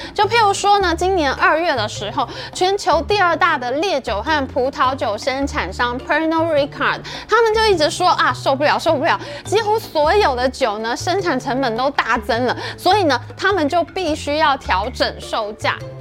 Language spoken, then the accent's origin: Chinese; Taiwan; 我们台湾人